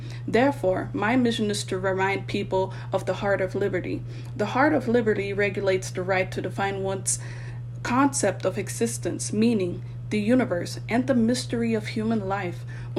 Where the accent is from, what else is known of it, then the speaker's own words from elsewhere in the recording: Germany; born there; I was born on American soil in Germany and am fortunate to possess two nationalities.